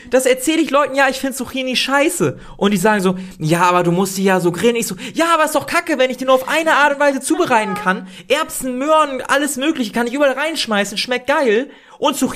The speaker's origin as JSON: {"language": "German", "region": "Northern Germany", "country": "Germany", "said": "wir kommen aus dem Norden, aber ich fühle das so gar nicht."}